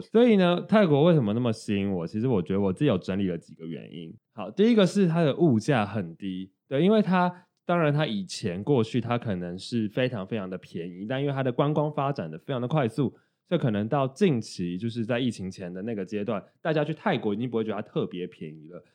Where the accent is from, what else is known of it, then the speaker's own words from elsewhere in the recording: Taiwan; 我们是台湾人